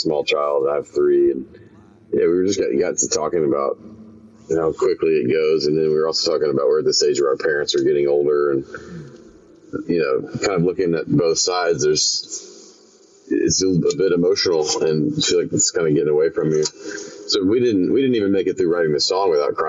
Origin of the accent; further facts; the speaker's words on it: Memphis, Tennessee, United States; now in Nashville, United States; my hometown of Memphis